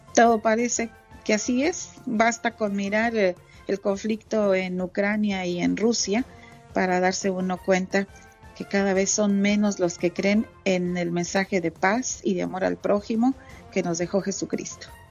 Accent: Santa Catarina, Nuevo León, Mexico; now in Dallas, United States; me acuerdo de mi pueblito, Santa Catarina, Nuevo León

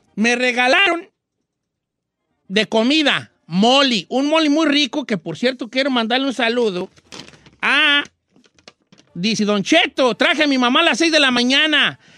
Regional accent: Michoacán, Mexico; soy de Michoacán

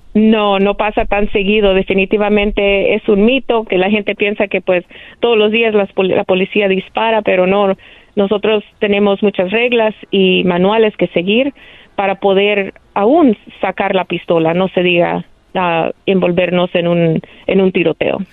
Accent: El Salvador; now in Los Angeles, United States; Salvadoreña 100%

